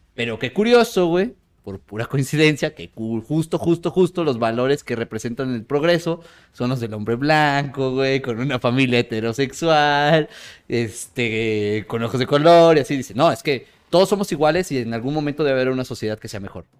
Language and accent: Spanish; Mexico; siendo mexicano